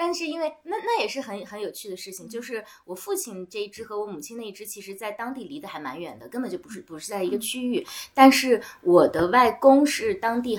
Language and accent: Chinese; Gansu, China; 我们说那我们原本就是甘肃省的人嘛，他们说啊不是，我们是从外地迁来的。